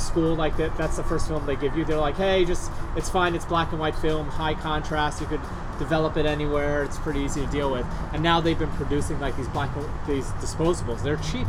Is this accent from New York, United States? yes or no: yes; New York, United States; moved away; we grew up in New York